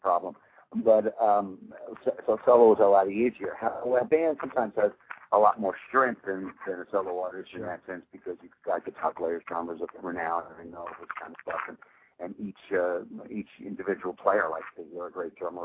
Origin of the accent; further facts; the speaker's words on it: New York, United States; it was my hometown